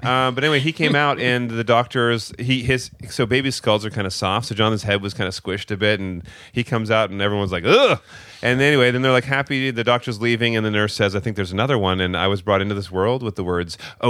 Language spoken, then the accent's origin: English; Canada; Well, we're from Canada, so